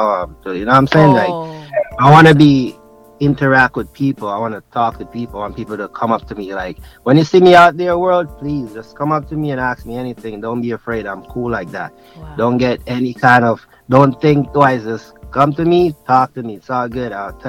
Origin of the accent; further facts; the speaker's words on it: Jamaica; born there; I'm like, heck yeah, I'm African, but I was born in Jamaica